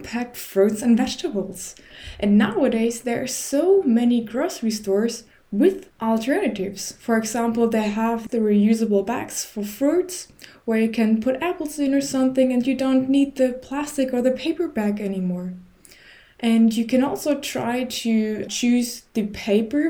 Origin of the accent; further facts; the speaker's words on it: Germany; also born or lived in Berlin; I'm from Germany